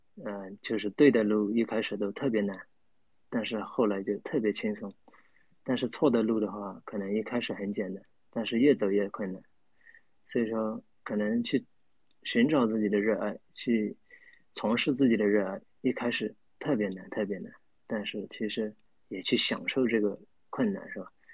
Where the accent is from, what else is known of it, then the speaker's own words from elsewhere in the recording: Myanmar; 我是来自缅甸，对，我是来自缅甸